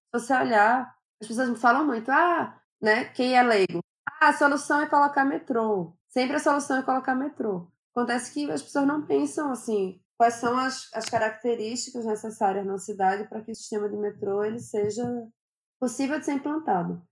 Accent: Recife, Pernambuco, Brazil; Eu sou natural de Recife

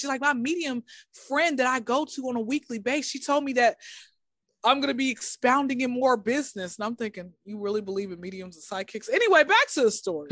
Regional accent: Atlanta, Georgia, United States; born and raised in Atlanta

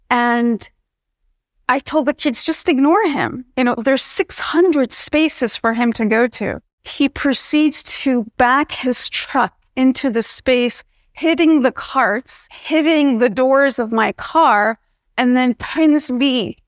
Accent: New Jersey, United States; but I was born and raised in New Jersey in the United States.

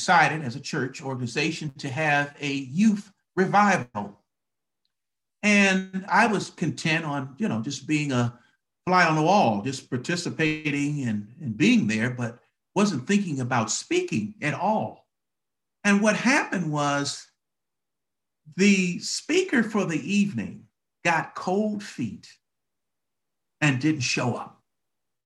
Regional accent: Detroit, Michigan, United States; moved away as an adult; now in Atlanta, United States; I grew up in Detroit, Michigan, the Motor City, Motown. That's where I grew up

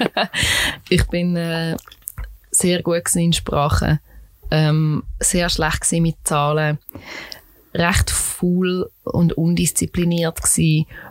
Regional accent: Switzerland; ich als Schweizerin

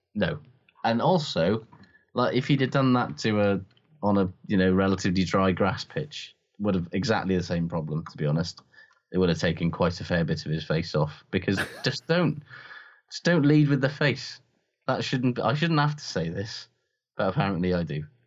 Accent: Welsh, Wales, United Kingdom; as a Welsh person

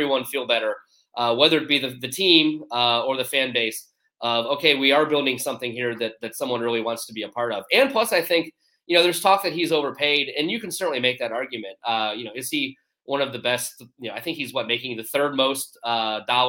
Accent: Cleveland, Ohio, United States; now in Columbus, United States; I'm from the Cleveland area, but I live in Columbus

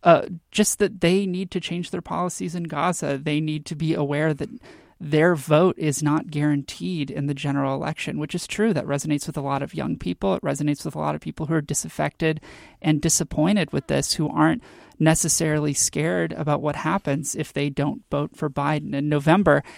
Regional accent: Texas, United States; now in Washington, United States; I'm from Texas and I really miss it

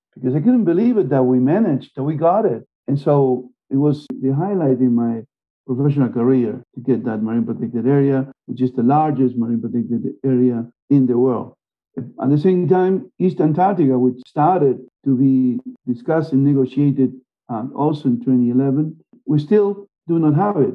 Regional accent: Argentina; moved away; also born or lived in Germany / United States / Canada / Spain; And I'm from Argentina, I lived in Germany, I lived in the US, I lived in Canada, I lived in Spain

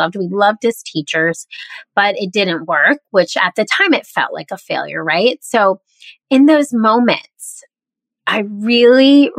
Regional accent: the South, United States; also born or lived in Midwest; now in Charleston, United States; I grew up mostly in the South, and my parents are from the Southeast. So I now live in Charleston, South Carolina

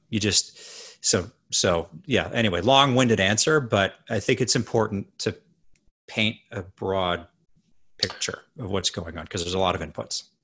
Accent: Edmonton, Alberta, Canada; I grew up in Canada

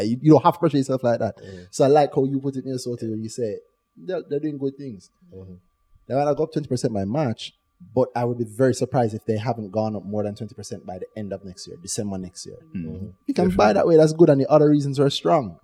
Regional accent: Jamaica; Growing up in Jamaica

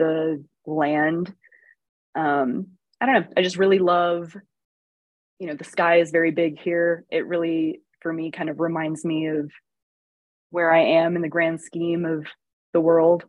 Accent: Texas, United States; moved away as an adult; also born or lived in Austin / Houston / Chicago; now in New Mexico, United States; growing up in Texas

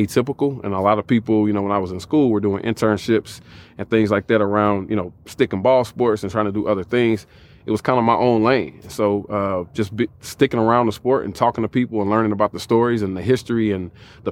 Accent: Nashville, Tennessee, United States; I'm from Nashville, Tennessee

